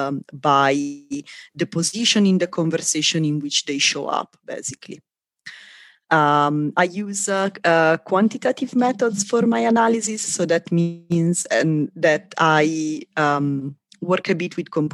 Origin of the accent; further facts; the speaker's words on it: Italy; moved away as an adult; now in Santa Barbara, United States; I'm originally from Italy